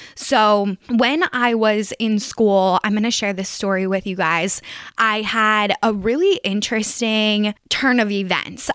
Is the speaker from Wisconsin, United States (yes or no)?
no; greater Philadelphia area, Pennsylvania, United States; moved away as an adult; also born or lived in Harrisonburg; if I was doing this at home, you know, maybe I could call my grandfather. I, like, I know people in the greater Philadelphia area